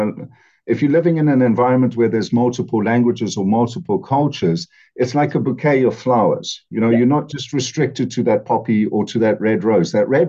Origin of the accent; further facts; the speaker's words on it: Copperbelt Province, Zambia; also born or lived in Netherlands / Namibia / South Africa; I grew up, I was born in Africa, in Zambia, on the Copper Belt, close to the border with Zaire, to Dutch parents.